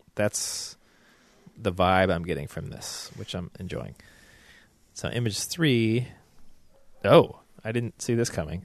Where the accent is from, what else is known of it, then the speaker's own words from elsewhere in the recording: the South, United States; accent: southern; my growing up in the South